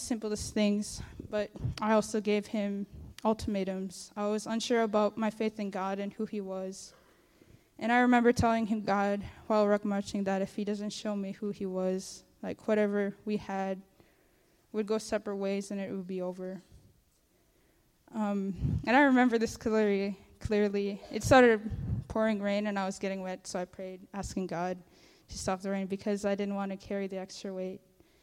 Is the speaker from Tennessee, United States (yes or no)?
no; Togiak, Alaska, United States; I'm from Togiak, Alaska, and it's in the Bristol Bay region